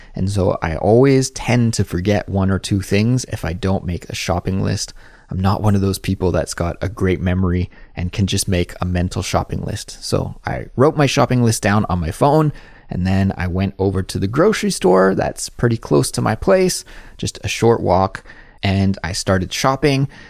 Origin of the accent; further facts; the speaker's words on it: Kelowna, British Columbia, Canada; moved away as an adult; now in South Korea; my hometown is Kelowna, that is in Western Canada, and I grew up eating pierogies